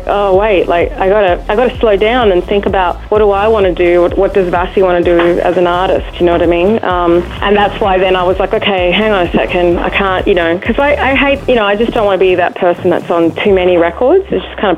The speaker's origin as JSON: {"language": "English", "town": "Darwin", "region": "Northern Territory", "country": "Australia", "tie": "born or raised there", "moved": "as an adult", "lives_now": "United States", "said": "I'm originally from Darwin, born and raised. I've been living in the US now"}